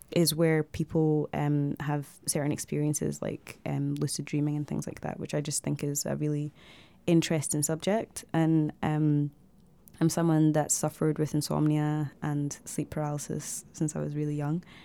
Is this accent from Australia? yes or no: no; Glasgow, Scotland, United Kingdom; also born or lived in Zimbabwe / Dundee; I grew up in Glasgow